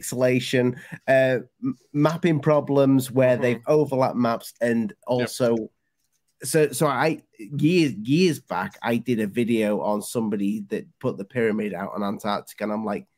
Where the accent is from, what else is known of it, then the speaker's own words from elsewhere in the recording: United Kingdom; as a Brit